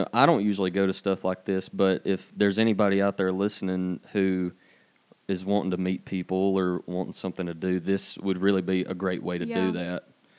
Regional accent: Cedartown, Georgia, United States; I am from Cedartown. I went to Cedartown High School.

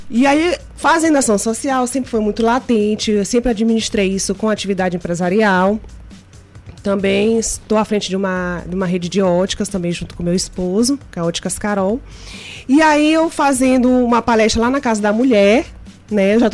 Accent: Maranhão, Brazil; Como você falou, eu sou maranhense, já fui bancária há 10 anos.

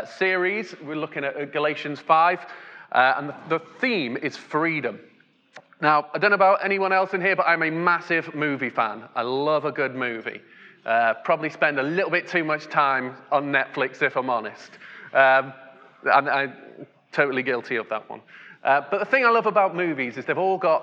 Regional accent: England, United Kingdom

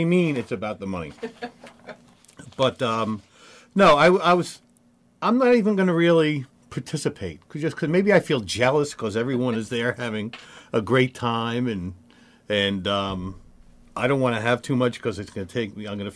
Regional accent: New Jersey, United States; moved away; I'm from a town in New Jersey that is like 90% Polish Catholic, Irish Catholic, Italian Catholic

